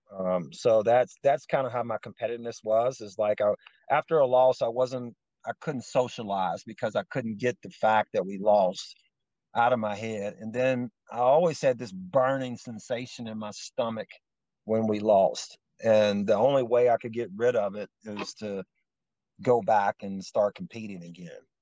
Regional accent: Lewisburg, West Virginia, United States; also born or lived in Covington, Virginia; So we actually moved to West Virginia when I was young. So I, I'm from West. I'll say I'm from West Virginia, even though I was born in Virginia. But uh, Lewisburg, West Virginia is just a, a town

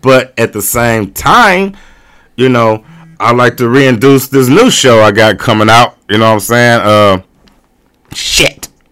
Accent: North County, Missouri, United States; I'm from Nigeria, and it's like, I'm from North County

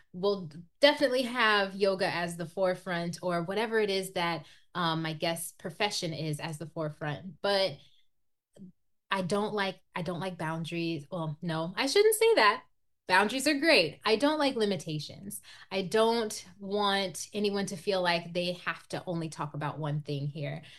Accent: Iowa, United States; growing up in Iowa, it's it's predominantly white

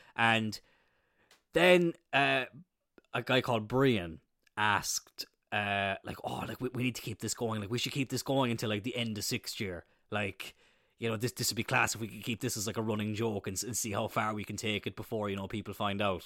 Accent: Ireland; I'm from Ireland

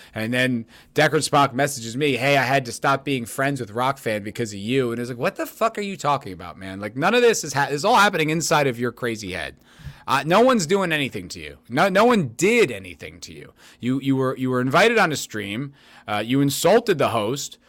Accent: United States; I'm an American

